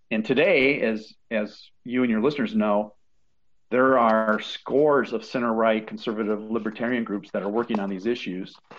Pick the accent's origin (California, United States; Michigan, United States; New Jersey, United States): Michigan, United States; Sturgis; my hometown of Sturgis, Michigan